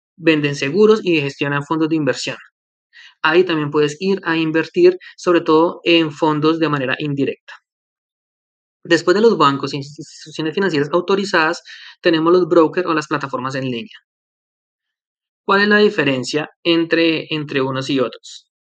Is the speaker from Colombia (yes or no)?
yes; Colombia; now in Canada; Colombia, que es mi país de origen y que también conozco más o menos